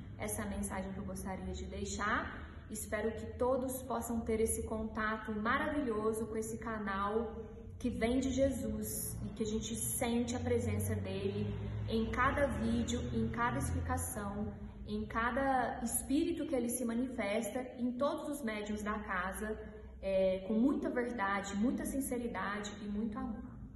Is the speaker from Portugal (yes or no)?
no; Uberaba, Minas Gerais, Brazil; eu sou de Uberaba